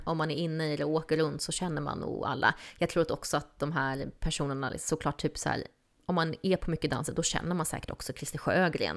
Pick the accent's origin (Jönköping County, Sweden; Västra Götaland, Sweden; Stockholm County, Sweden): Stockholm County, Sweden; Stockholm; moved away; jag är uppvuxen i Stockholm.